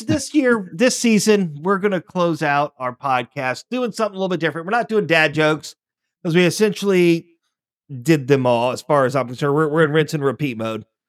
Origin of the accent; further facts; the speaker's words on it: United States; as an American